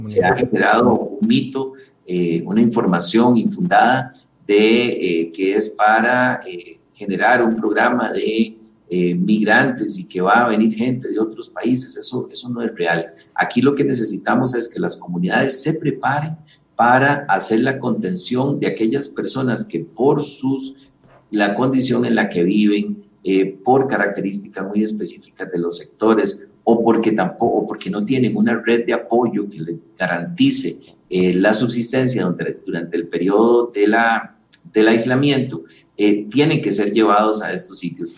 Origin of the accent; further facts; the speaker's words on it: Costa Rica; somos los costarricenses